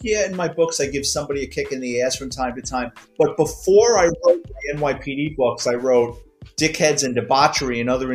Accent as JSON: {"language": "English", "town": "New York City", "region": "New York", "country": "United States", "tie": "born or raised there", "said": "I'm a Bronx kid, born and raised in New York City"}